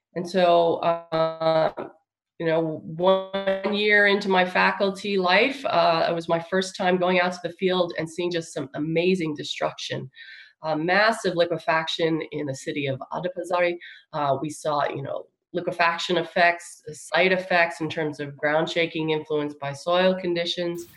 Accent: Long Island, New York, United States; moved away as an adult; also born or lived in California; now in Texas, United States; I'm from um, Long Island, uh, re- near New York City

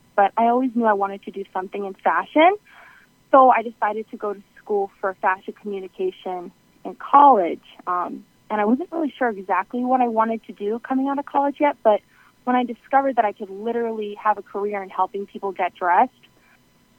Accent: South Shore of Boston, Massachusetts, United States; I'm from the South Shore of Boston

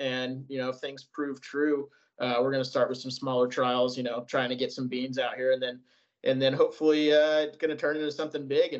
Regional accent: California, United States; growing up in California

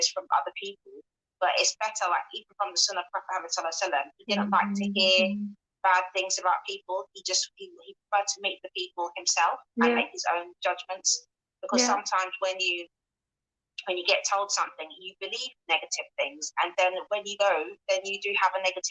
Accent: London, United Kingdom; moved away as an adult; now in Newcastle, United Kingdom; I'm from London, I grew up there

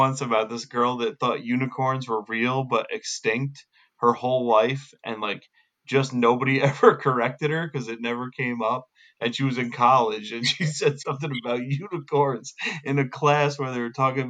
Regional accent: Leeds, New York, United States; accent: New York; I can't even do my own accent right now. Whatever that is. Leeds, New York.

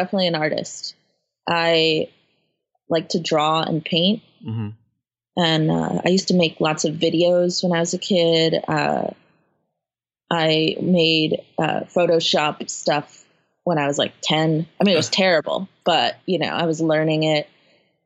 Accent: Margate, Florida, United States; moved away as an adult; now in Tallahassee, United States; I grew up in South Florida, Fort Lauderdale.

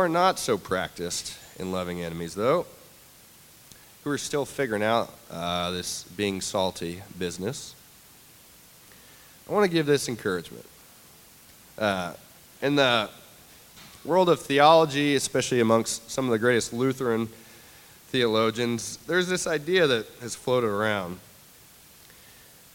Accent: the South, United States; as a Southerner

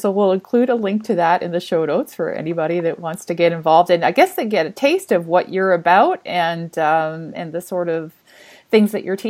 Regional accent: just outside of Calgary, Alberta, Canada; I grew up just outside of Calgary

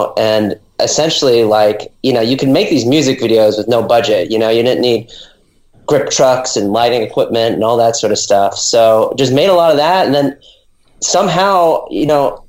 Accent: Los Angeles, California, United States; I'm born and raised in Venice

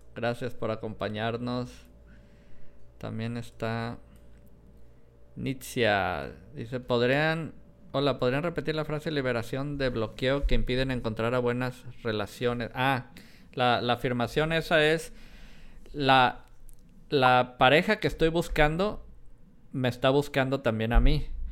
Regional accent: Colima, Mexico; also born or lived in Guadalajara; yo nací en Guadalajara, a pesar que viví muchos años en, Colima

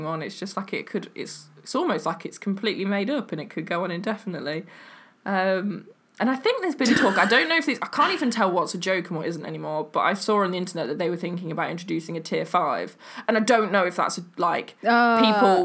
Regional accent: England, United Kingdom

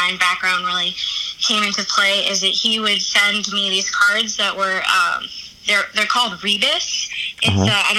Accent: Valley Stream, New York, United States; I grew up in Valley Stream in the house that my dad grew up

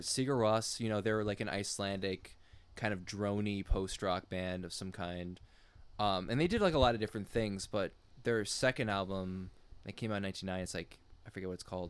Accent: United States; I'm strictly American of French descent

